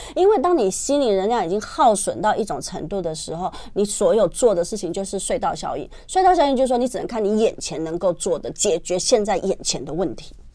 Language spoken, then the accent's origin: Chinese; Taiwan; 现在我们台湾人算方便